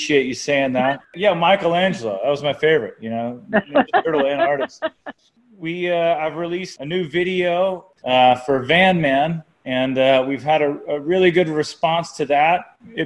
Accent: Marceline, Missouri, United States; I grew up in Marceline, Missouri

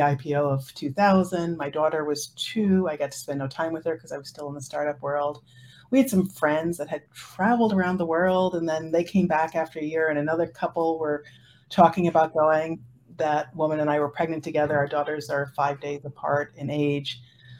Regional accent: Woodstock, New York, United States; I grew up in Woodstock, New York.

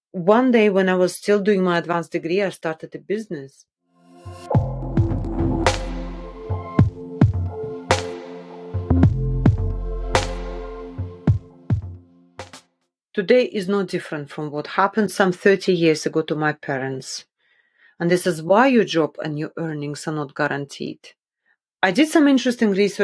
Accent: Magadan, Magadan Oblast, Russia; also born or lived in Kola Peninsula, Russia; I was born in the Kola Peninsula, which is a large peninsula in northwest Russia, located almost entirely in the Russian Arctic. So it's a very cold place. And when I was about 1, my parents decided, okay, it was time to move to northeast Russia, to the city of Magadan near the Sea of Okhotsk

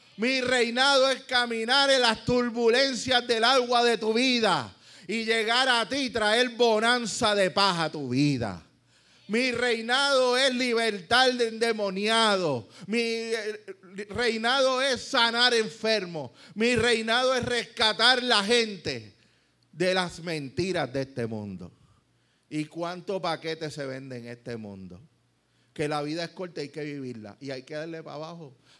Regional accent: Puerto Rico; como nos gusta a veces lo, que nos digan las cosas aquí en Puerto Rico

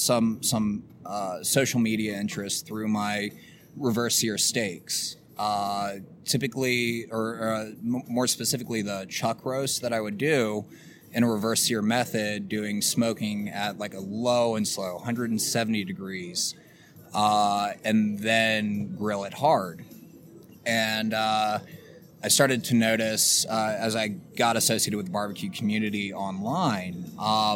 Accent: Virginia, United States; moved away; growing up in Virginia

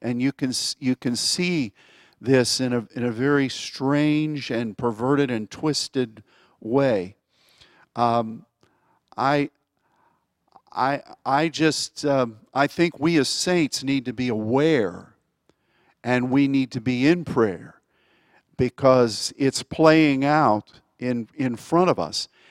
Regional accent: United States; as an American

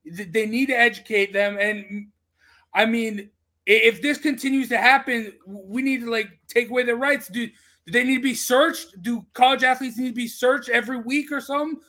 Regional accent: Utah, United States; I'm from Utah.

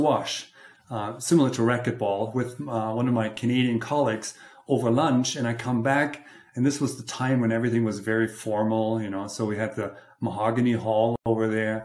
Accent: Germany; moved away as an adult; also born or lived in Munich / Los Angeles; now in Colorado, United States; I grew up in Germany

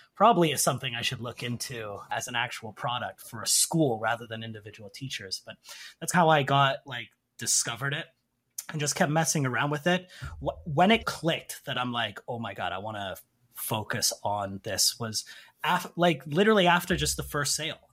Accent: Canada; moved away as an adult; now in South Korea; I'm originally from Canada.

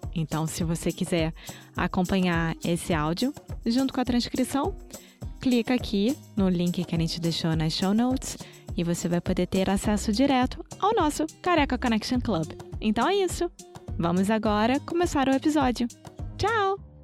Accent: Rio de Janeiro, Brazil; accent: carioca; Eu sou brasileira, carioca do Rio de Janeiro

